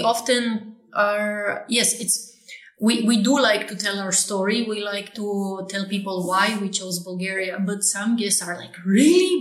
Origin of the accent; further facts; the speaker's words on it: Poland; I was born in Poland, right, in the 80s.